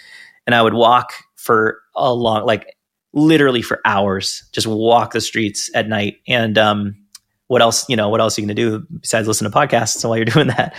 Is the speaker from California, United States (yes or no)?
yes; San Diego, California, United States; I knew that place growing up. I was born in San Diego. I lived there a bunch of different times.